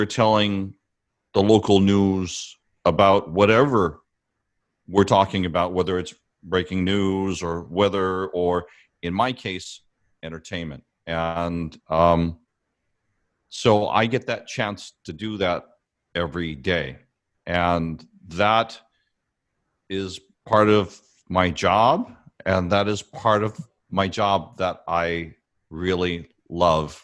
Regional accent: Big Island, Hawaii, United States; moved away as an adult; also born or lived in Honolulu; I came from Big Island.

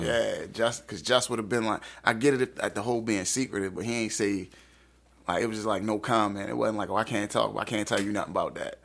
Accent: Baltimore, Maryland, United States; I grew up in Northeast Baltimore.

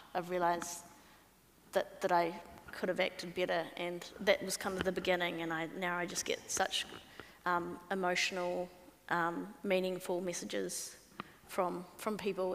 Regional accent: New Zealand; as a Kiwi

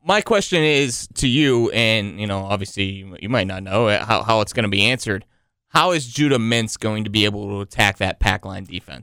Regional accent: Toledo, Ohio, United States; I'm from Toledo, Ohio, big Ohio State fan.

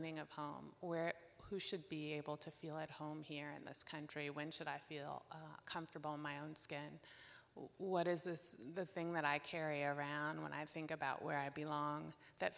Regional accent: Northern Virginia, United States; I was born in Northern Virginia

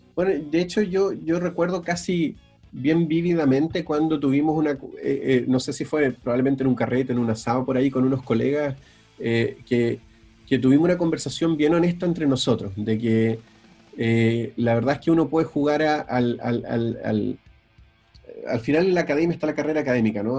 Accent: Valdivia, Los Ríos, Chile; also born or lived in Río Bueno, Chile / Belgium; yo soy del sur, yo soy de, yo nací en Valdivia, viví, eh, en, eh, en Río Bueno, sí, en, en un pueblo más chico al sur todavía, eh, los primeros ocho años

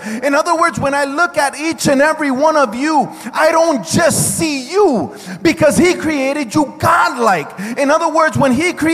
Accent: United States; I am an American citizen because of where I was born

